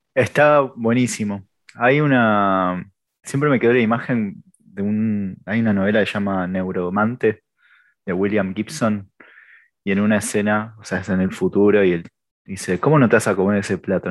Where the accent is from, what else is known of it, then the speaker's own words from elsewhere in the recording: Argentina; venimos de Argentina